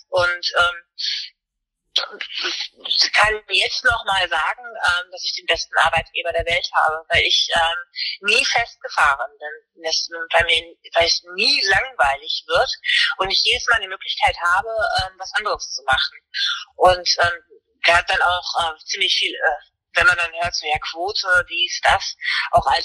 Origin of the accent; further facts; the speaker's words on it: Germany; ich habe eine deutsche Uniform, also ne, ich bin Deutsche, ich bin deutscher Offizier